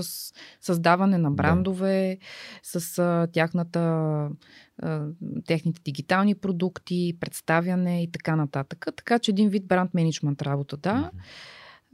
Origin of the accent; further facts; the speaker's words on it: Bulgaria; обичам тази държава, обичам хората, обичам планините, обичам всичките недостатъци, които, които имаме ние българите